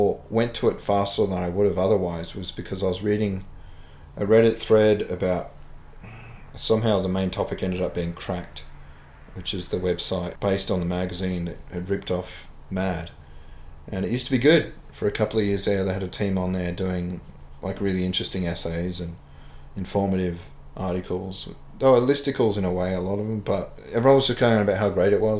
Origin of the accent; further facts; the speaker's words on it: Australia; I'm Australian.